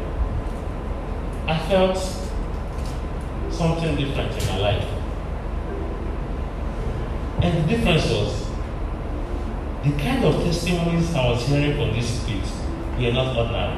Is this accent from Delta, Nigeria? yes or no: yes; Delta, Nigeria; I was coming from Abo in Delta State